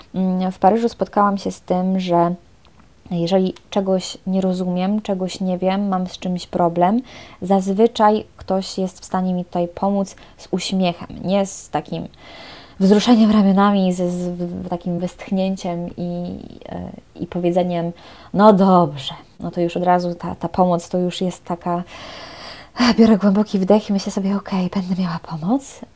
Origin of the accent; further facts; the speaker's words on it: Poland; moved away as an adult; now in Paris, France; jestem z Polski, jestem Polką